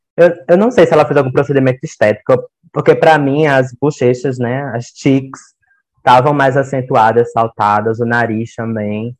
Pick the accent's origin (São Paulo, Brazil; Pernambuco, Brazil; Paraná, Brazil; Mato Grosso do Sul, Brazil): Mato Grosso do Sul, Brazil; Campo Grande; eu sou de Campo Grande, no Mato Grosso do Sul